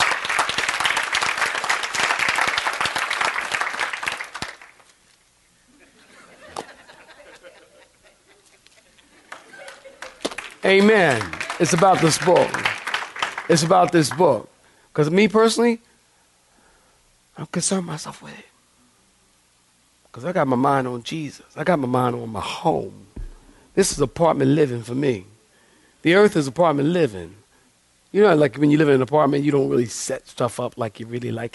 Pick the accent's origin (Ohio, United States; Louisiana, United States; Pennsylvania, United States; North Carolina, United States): Pennsylvania, United States; Philadelphia; I'm a city boy. I'm from Philadelphia